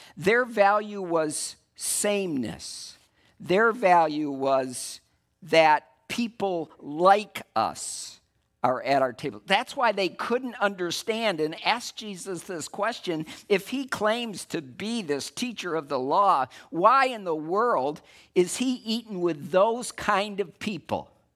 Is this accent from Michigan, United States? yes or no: yes; West Michigan, United States; I'm from West Michigan